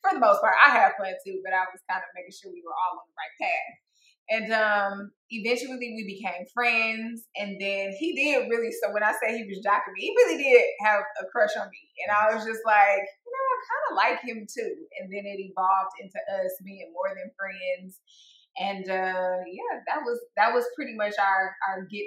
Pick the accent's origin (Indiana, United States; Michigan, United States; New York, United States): Michigan, United States; Detroit; I grew up in a family full of 9-to-5 workers. I'm from Detroit